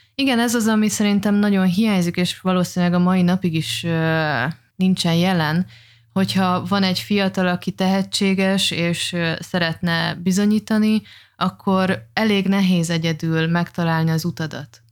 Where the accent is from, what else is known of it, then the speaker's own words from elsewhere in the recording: Oroszlány, Komárom-Esztergom, Hungary; moved away as an adult; also born or lived in Dubai; mind a ketten egy, ö, tetabánya melletti kis bányászvárosból származunk